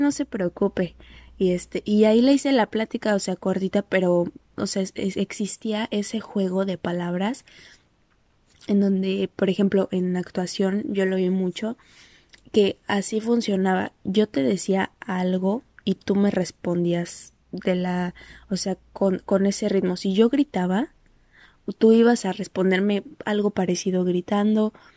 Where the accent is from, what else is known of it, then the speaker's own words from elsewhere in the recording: Mexico; moved away; es mi identificación es de México